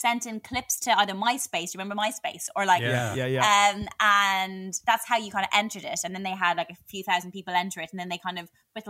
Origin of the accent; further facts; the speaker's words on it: Ireland; I was living in Ireland, in my hometown